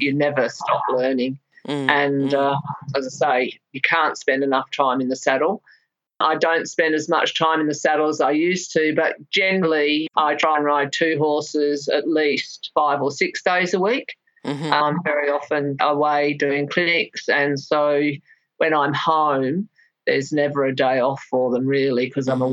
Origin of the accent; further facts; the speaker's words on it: England, United Kingdom; also born or lived in Melbourne, Victoria, Australia; living in England from when I was a small child. I was born in Melbourne, but we went to England when I was 7